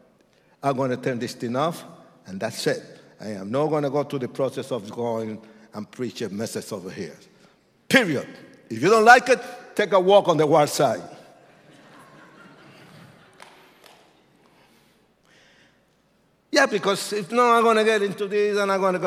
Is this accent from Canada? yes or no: no; Puerto Rico; I was born in Puerto Rico. I'm Puerto Rican.